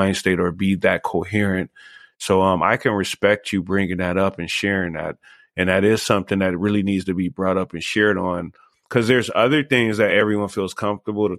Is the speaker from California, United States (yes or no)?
yes; Los Angeles, California, United States; now in Las Vegas, United States; I'm actually from Los Angeles, but I'm like 20 years here in Las Vegas